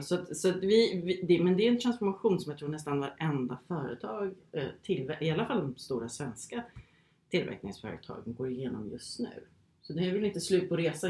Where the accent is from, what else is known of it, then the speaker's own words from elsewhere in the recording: Sweden; moved away as an adult; also born or lived in Phoenix, Arizona, United States / England; efter gymnasiet här i Sverige